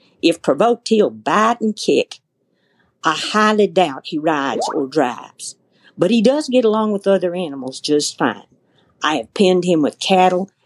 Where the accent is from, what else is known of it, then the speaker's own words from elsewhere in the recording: the South, United States; now in Western Kansas, United States; I was raised in the South